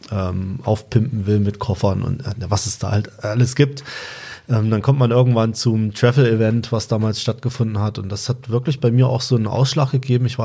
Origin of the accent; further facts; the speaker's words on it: Thuringia, Germany; Ich komme auch aus Thüringen, ich komme aus der Nähe von Suhl.